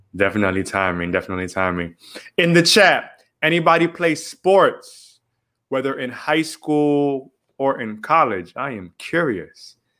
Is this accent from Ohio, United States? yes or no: no; Miami, Florida, United States; we just are born and raised in Miami